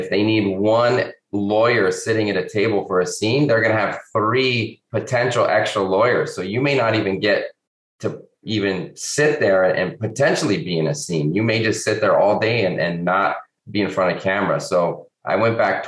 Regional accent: Albuquerque, New Mexico, United States; moved away; But look, I grew up in Albuquerque, or just outside of Albuquerque, a little suburb.

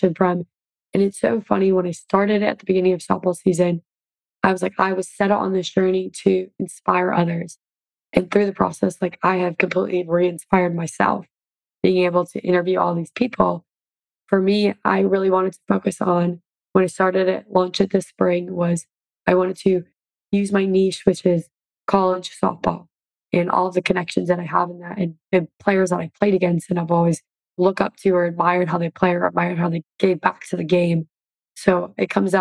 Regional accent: Oshkosh, Wisconsin, United States; moved away; I was able to help raise money for my hometown. We raised together over $100,000 and built a new softball field in Oshkosh, Wisconsin.

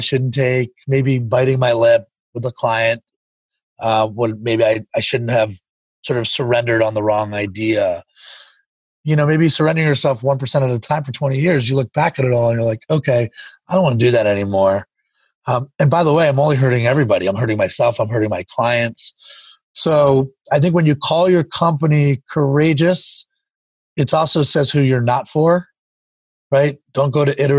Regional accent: East Coast, Northeast, United States; now in San Diego, United States; I grew up on the East Coast. So I'm very northeast.

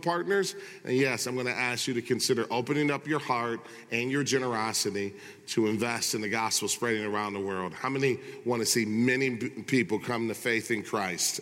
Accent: Michigan, United States; growing up in Michigan

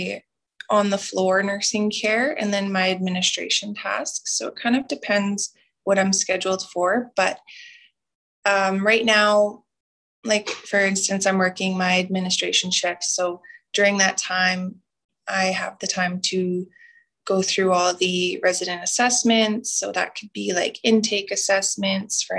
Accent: Muscowpetung First Nation, near Regina, Saskatchewan, Canada; also born or lived in Alberta; now in Wabasca-Desmarais, Canada; I'm from Muskaugan First Nation, and that is in kind of by Regina, Saskatchewan

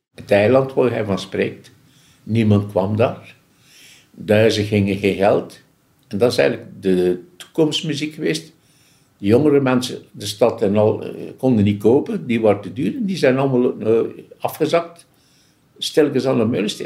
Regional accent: Ghent, Flanders, Belgium; Ik ben op Meulensteen geboren.

